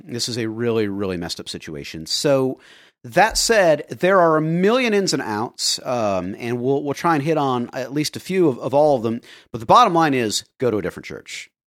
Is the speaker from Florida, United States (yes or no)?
yes; Florida, United States; I grew up in Florida